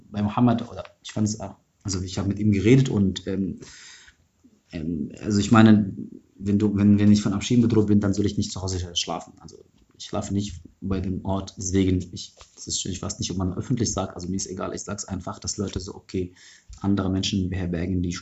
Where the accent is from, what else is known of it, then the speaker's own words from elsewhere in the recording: Egypt; also ich komme aus Ägypten, aus der ägyptischen Revolution, das ist schon meine Biografie.